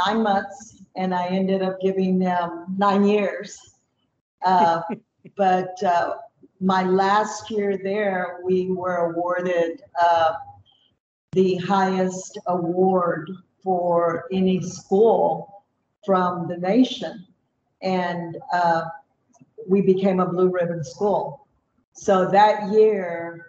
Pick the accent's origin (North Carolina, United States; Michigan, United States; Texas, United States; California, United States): Texas, United States; Vanderbilt; also born or lived in Palacios, Texas; We were raised in Vanderbilt, Texas, which is a little small town